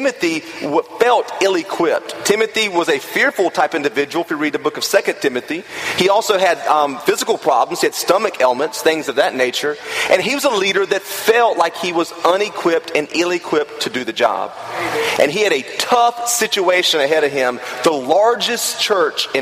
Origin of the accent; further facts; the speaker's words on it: the South, United States; I grew up in the South